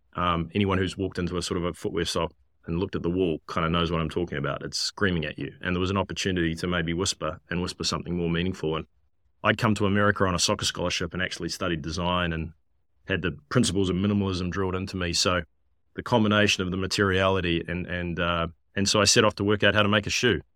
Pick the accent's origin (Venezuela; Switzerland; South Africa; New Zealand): New Zealand; moved away as an adult; also born or lived in London / San Francisco; growing up in New Zealand, land of lots of sheep